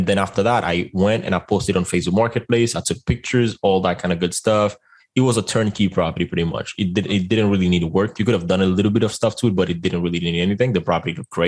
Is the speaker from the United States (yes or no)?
no; Dominican Republic; moved away; I am originally from the Dominican Republic